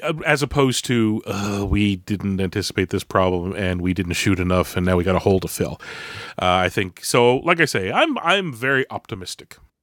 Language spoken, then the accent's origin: English; Canada; we're Canadian